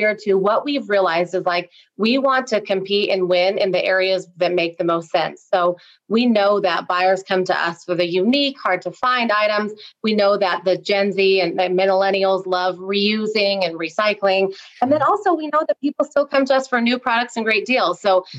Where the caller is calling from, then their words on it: Salt Lake City, Utah, United States; So I am in Salt Lake City, Utah. Right. So getting chilly out here, getting some snow.